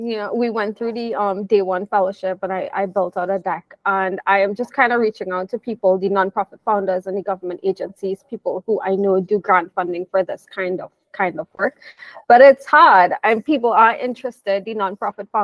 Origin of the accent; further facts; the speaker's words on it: Trinidad & Tobago; I'm from Trinidad